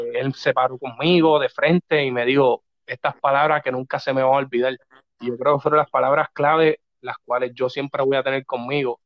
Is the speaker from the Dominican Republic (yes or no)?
no; Corozal, Puerto Rico; also born or lived in New York; nací en Nueva York, soy como tú, de allá afuera. exacto. Eh, pero me crié toda mi vida en Dos Bocas, Barrio Dos Bocas uno en Corozal.